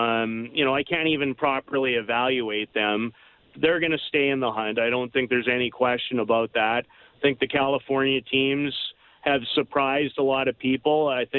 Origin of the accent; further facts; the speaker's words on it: Saskatoon, Saskatchewan, Canada; I'm from Saskatoon